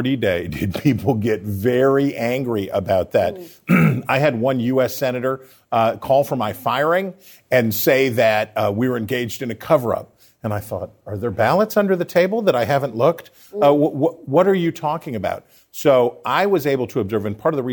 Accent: United States; as American journalists

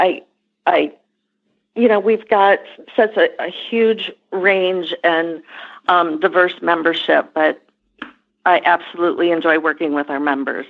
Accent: Michigan, United States; moved away as an adult; also born or lived in Nashville, Tennessee / Lexington, Kentucky; So I'm originally from Michigan, so I moved back to Michigan after school

